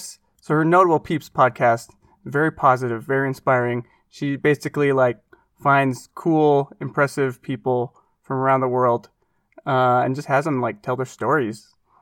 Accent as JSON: {"language": "English", "town": "Portland", "region": "Oregon", "country": "United States", "tie": "born or raised there", "moved": "yes", "said": "where I grew up in Portland, Oregon."}